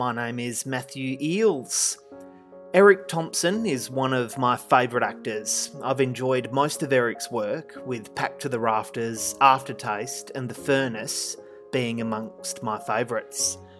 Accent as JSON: {"language": "English", "region": "Western Australia", "country": "Australia", "said": "Western Australia, my home state."}